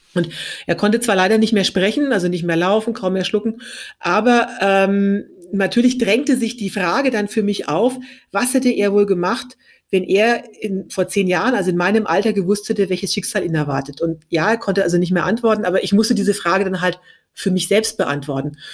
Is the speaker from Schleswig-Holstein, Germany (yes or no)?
no; Franconia, Bavaria, Germany; ich komme aus Bayern, genauer gesagt aus Franken